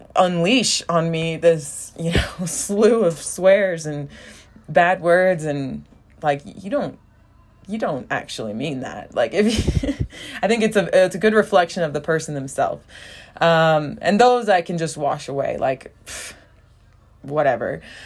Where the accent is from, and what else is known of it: United States; first language English; moved away as an adult; now in Brazil